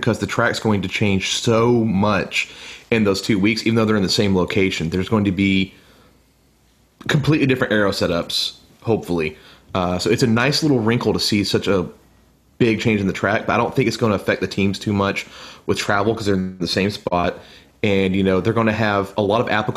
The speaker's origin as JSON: {"language": "English", "country": "United States", "said": "me being an American"}